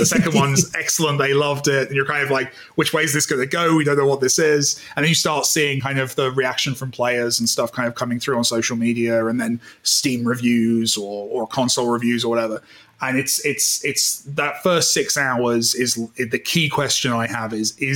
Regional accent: United Kingdom; I'm British

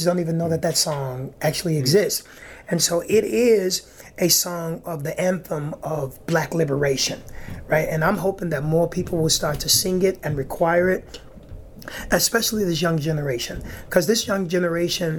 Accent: Chicago, Illinois, United States; born and raised right here in the Bronzeville community. Been here my entire life.

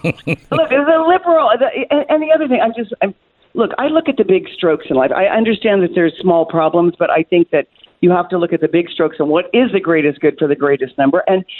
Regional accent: Kansas, United States; But I keep a place also in my home state where I was born and raised in Kansas.

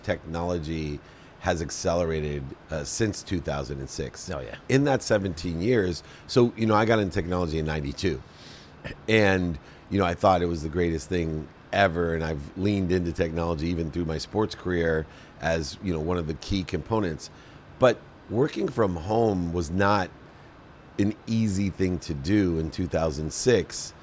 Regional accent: Akron, Ohio, United States; I grew up in Akron, Ohio, with a single mom, six kids

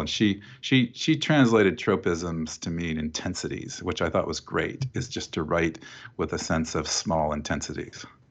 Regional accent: Oskaloosa, Iowa, United States; I grew up in this town called Oskaloosa

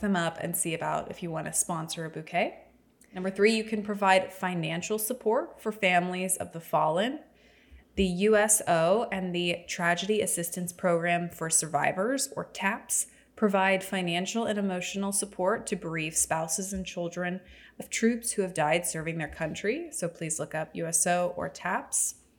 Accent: the South, United States; Growing up in the South

